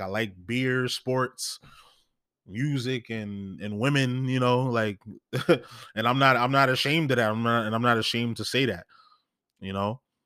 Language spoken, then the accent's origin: English; New York, United States; I'm from New York